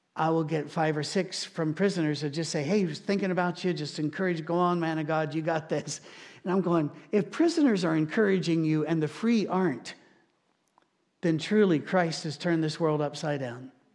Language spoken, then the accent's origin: English; United Kingdom; now in Nashville, United States; being British